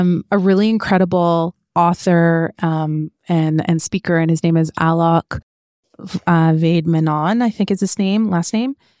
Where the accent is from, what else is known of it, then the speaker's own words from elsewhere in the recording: Canada; growing up in Canada means that we were raised with certain belief structures from our parents